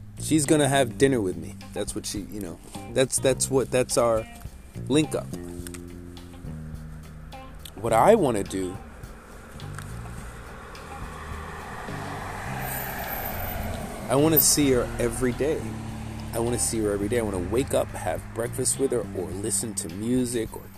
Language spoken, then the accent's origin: English; New York City, New York, United States; now in Toms River, United States; I'm from Brooklyn